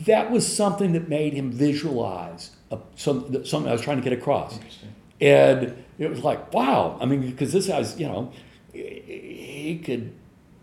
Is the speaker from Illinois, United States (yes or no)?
no; Louisiana, United States; I grew up in Louisiana, southern part of the United States